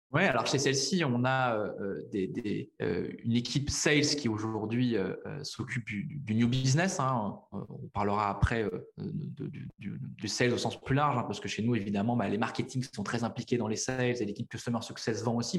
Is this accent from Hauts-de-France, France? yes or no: no; La Rochelle, Nouvelle-Aquitaine, France; moved away; also born or lived in Paris; La Rochelle, qui est ma ville natale